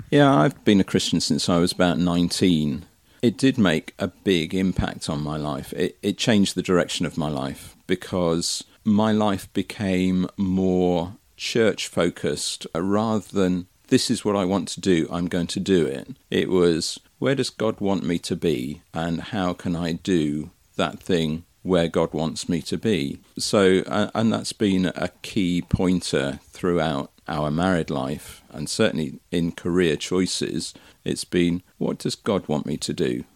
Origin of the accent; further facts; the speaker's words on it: Marston Magna, South West England, United Kingdom; also born or lived in Twickenham; moved to Somerset when I was five, a place called Marston Magna. And I've lived in Somerset ever since